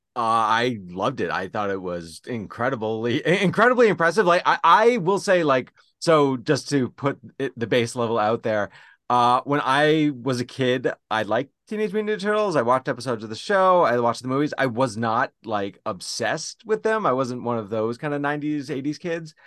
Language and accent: English; Zac Braff's hometown, New Jersey, United States; Zac Braff comes from my hometown. The movie is therefore set in my hometown.